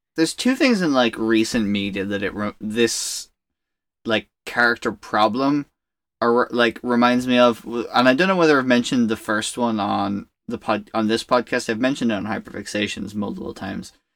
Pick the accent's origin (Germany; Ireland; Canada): Ireland; growing up in Ireland